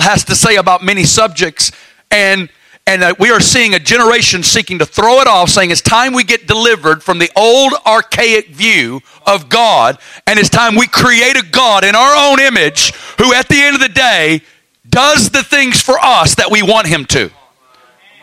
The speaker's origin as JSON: {"language": "English", "region": "the South", "country": "United States", "tie": "born or raised there", "moved": "yes", "lives_now": "Kansas City, United States", "said": "I'm from the South"}